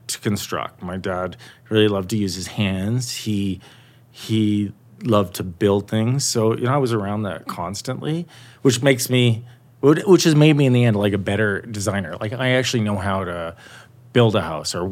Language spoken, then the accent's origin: English; Calgary, Alberta, Canada; I grew up in Calgary